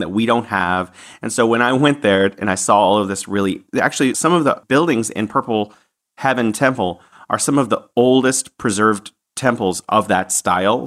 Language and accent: English; San Francisco, California, United States; now in Wuhan, China